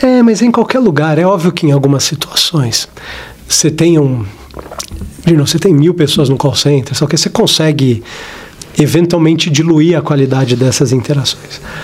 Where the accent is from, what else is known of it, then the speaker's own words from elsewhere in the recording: São Paulo, Brazil; eu sou daqui de São Paulo, eu cresci aqui em São Paulo